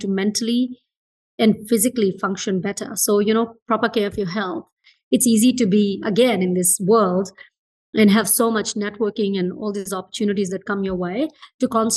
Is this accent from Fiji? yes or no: yes; Fiji; moved away; I was born in Fiji and I grew up in Fiji